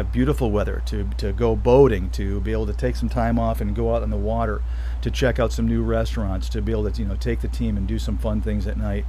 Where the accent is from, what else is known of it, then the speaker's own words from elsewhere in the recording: Michigan, United States; moved away as an adult; also born or lived in Florida; now in Colorado, United States; growing up in Michigan and then spending so much time down